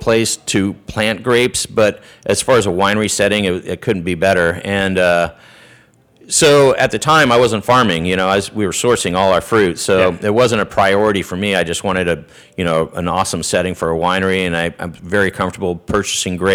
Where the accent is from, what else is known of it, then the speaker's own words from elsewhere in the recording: Ojai, California, United States; also born or lived in Santa Ynez, California / Paso Robles, California; where I grew up down in Ojai and where I went to high school down in San Ynez area